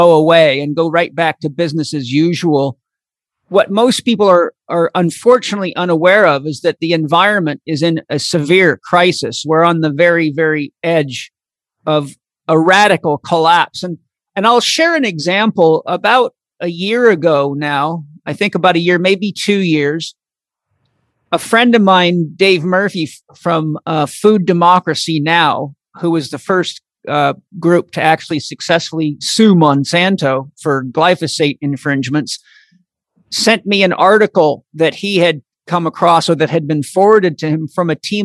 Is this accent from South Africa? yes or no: no; Comox Valley, Vancouver Island, British Columbia, Canada; Comox Valley Farmers Association, where I grew up on Vancouver Island